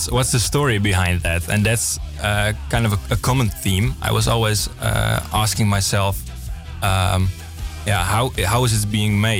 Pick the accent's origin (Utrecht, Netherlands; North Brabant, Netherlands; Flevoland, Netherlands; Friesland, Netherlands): Friesland, Netherlands; English is a second language; I'm from, from the upper uh, north part of, uh, of, of, the Netherlands. I'm from Friesland.